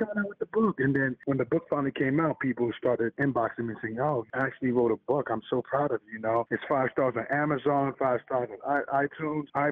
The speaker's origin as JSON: {"language": "English", "town": "New York City", "region": "New York", "country": "United States", "tie": "born or raised there", "also_born_or_lived": "Elmont, New York", "said": "I grew up in Harlem, but moved to Long Island at Elmont"}